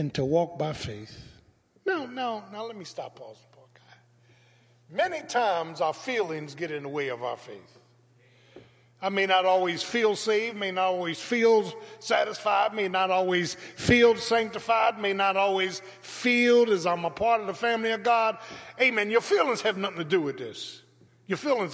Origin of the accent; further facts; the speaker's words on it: Philadelphia, Pennsylvania, United States; growing up in South Philadelphia